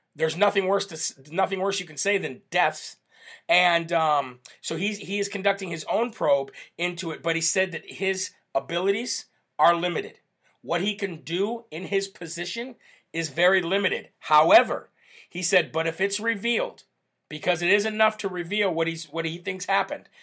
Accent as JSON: {"language": "English", "country": "United States", "said": "We are Americans"}